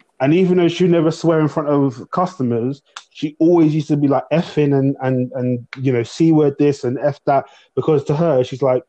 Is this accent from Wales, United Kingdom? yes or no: no; London, United Kingdom; I grew up in Southeast London, predominantly Afro-Caribbean, African, and a bit of white area kind of thing.